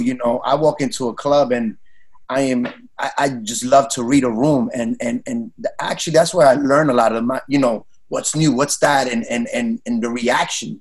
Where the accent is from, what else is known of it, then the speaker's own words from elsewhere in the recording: New York City, New York, United States; growing up in New York City, and, and Latino, we all had um house parties